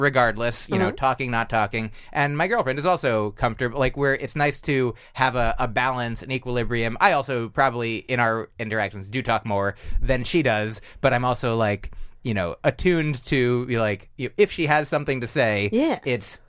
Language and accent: English; Livingston, New Jersey, United States; moved away as an adult; also born or lived in Bergen County, New Jersey / Massachusetts; I grew up in New Jersey.